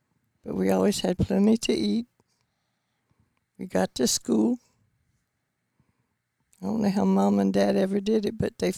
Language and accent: English; Bristol, Tennessee, United States; Right in Tennessee. Around Bristol.